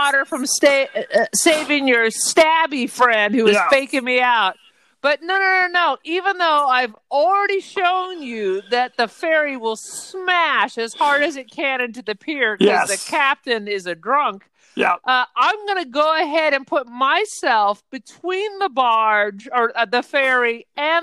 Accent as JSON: {"language": "English", "region": "West Coast", "country": "United States", "tie": "born or raised there", "said": "I grew up on the West Coast."}